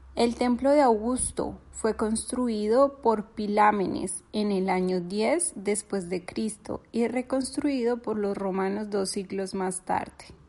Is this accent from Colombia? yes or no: yes; Colombia; moved away as an adult; now in Turkey; soy colombiana, pero vivo hace un par de años en Turquía